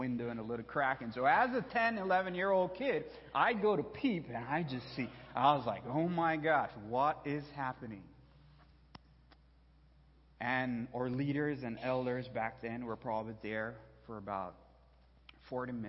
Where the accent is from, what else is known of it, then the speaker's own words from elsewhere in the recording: Belize; moved away; There's only one theater where I was born and raised back in Belize